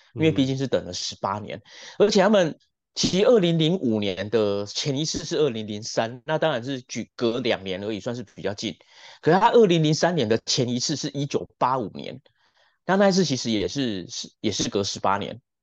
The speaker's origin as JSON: {"language": "Chinese", "country": "Taiwan", "said": "我们台湾人"}